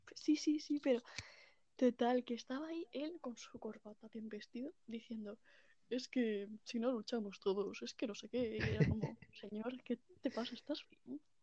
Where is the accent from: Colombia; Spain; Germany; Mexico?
Spain; Catalonia; yo como buena catalana que soy